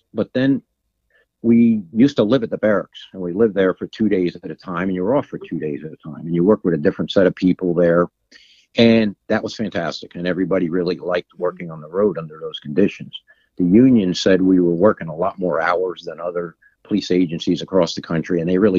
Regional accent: United States; Sussex County.

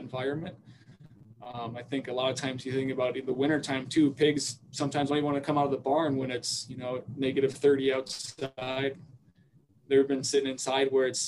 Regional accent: South Dakota, United States; moved away as an adult; now in Iowa, United States; growing up in South Dakota

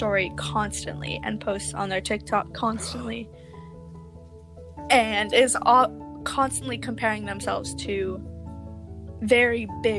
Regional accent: Arizona, United States; I was born in Arizona, so I hate the heat now.

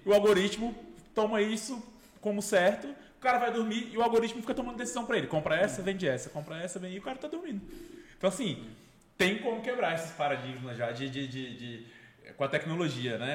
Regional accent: Brasília, Federal District, Brazil; Eu cresci no Cruzeiro ali, então eu também fui, eu vi muita roda de samba lá

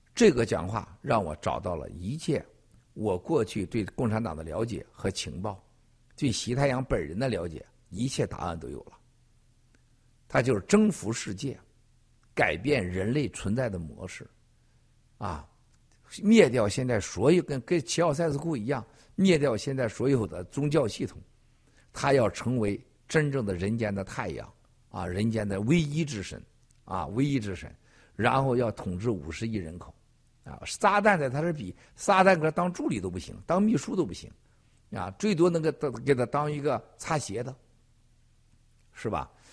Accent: Shandong, China; moved away; also born or lived in Henan; 我老家的山东，还有我曾经待过的河南

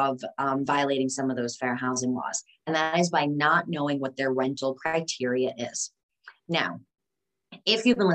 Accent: Westchester, New York, United States; the house that I grew up in Westchester, New York

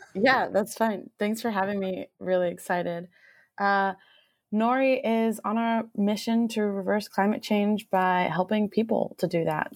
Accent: Miami, Florida, United States; moved away as an adult; also born or lived in Southern California; now in Seattle, United States; I'm from Miami, Florida originally, um, Cuban American

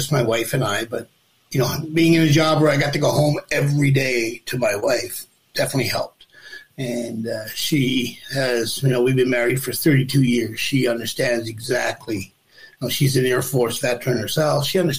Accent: Newfoundland and Labrador, Canada; I'm a Newfoundlander.

